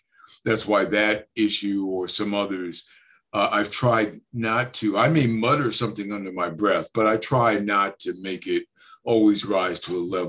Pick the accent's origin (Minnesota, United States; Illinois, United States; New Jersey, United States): New Jersey, United States; moved away; also born or lived in Chicago; I'm from Jersey, North Jersey, as a matter of fact.